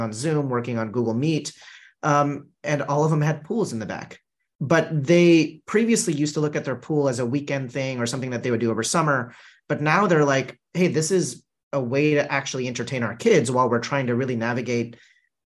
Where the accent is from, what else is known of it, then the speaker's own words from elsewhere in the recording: Southern California, United States; an immigrant family growing up in Southern California